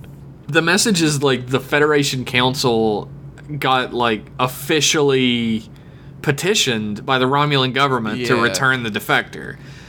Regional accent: United States

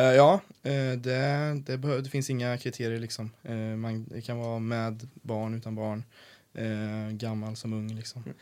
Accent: Sweden; also born or lived in Canada; Jag var den enda från Sverige i år.

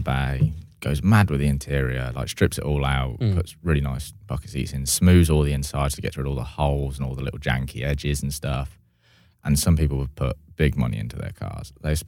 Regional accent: Oxford, South East England, United Kingdom; because I'm from Oxford.

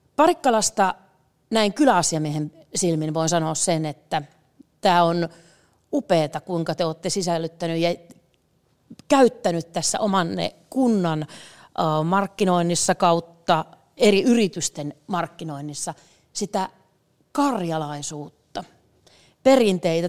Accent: Tohmajärvi, North Karelia, Finland; tuolta Tohmajärveltä, mistä mä oon kotoisin

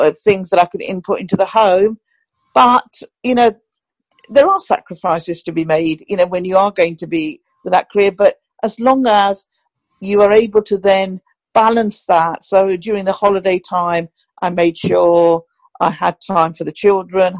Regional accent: Pakistan; now in United Kingdom; I still call it my home country because that's my country of birth

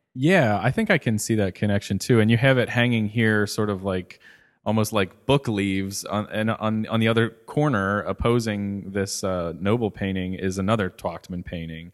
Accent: Cincinnati, Ohio, United States; I grew up in Cincinnati

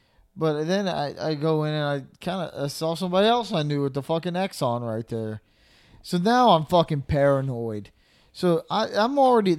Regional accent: Slidell, Louisiana, United States; we're from Slidell. It's, you know, kind of a, I don't want to say smaller town

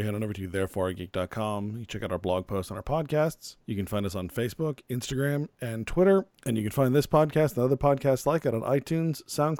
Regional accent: Phoenix, Arizona, United States; moved away; also born or lived in Mesa, Arizona; growing up in Phoenix.

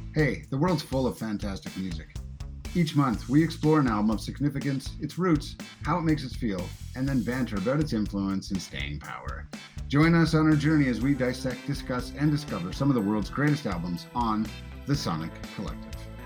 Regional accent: Alberta, Canada; we're Canadian, and funny enough, the four of us all lived or were from Alberta

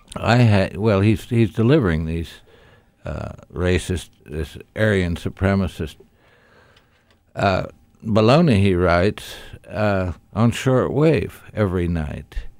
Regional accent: Indianapolis, Indiana, United States; when I grew up in Indianapolis

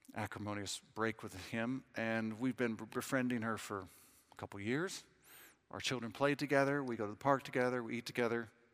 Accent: Southern California, United States; accent: American; moved away as an adult; now in London, United Kingdom; I'm from Southern California.

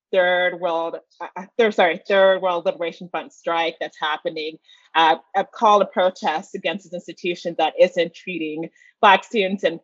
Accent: Atlanta, Georgia, United States; Well, back in Georgia, I was never really, you know, instructor or a mentor to anyone.

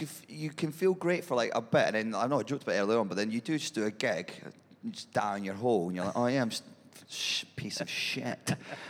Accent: Edinburgh, Scotland, United Kingdom; I'm from Edinburgh

